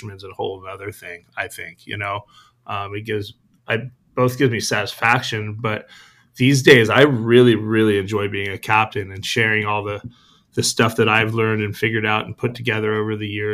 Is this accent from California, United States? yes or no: yes; San Diego, California, United States; I was born here in San Diego, raised Point Loma. Went to Point Loma High School.